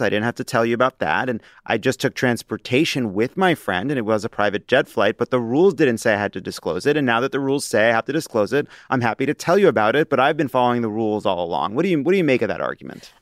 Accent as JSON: {"language": "English", "area": "Long Island", "region": "New York", "country": "United States", "tie": "born or raised there", "said": "growing up on Long Island"}